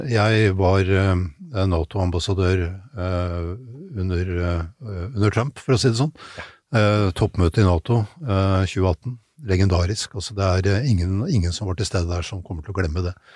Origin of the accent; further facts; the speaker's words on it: Norway; vi som nordmenn